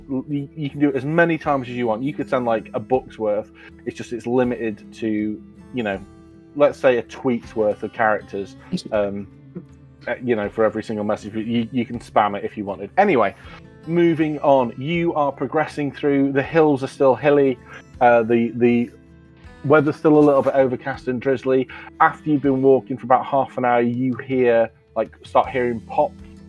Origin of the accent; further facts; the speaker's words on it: United Kingdom; where I grew up in Queen's Park